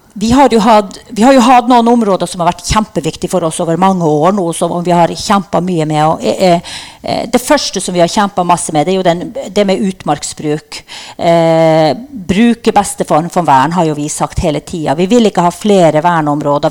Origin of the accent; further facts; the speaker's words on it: Norway; Vi er jo norsk også, selv om vi er samer.